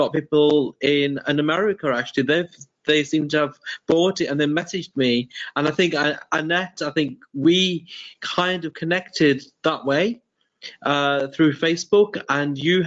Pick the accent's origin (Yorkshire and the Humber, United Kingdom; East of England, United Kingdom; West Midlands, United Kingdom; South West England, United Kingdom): West Midlands, United Kingdom; Birmingham; now in Derby, United Kingdom; I was born in Birmingham in England, but now I live in Derby